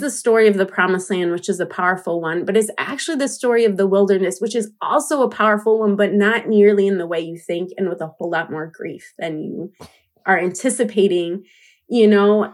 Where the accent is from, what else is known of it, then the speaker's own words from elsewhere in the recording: United States; I grew up in the U S as a Latina